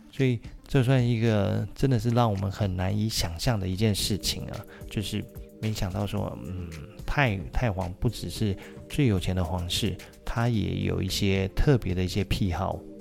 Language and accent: Chinese; Taiwan; 那当然就是我们台湾人最爱去的日本了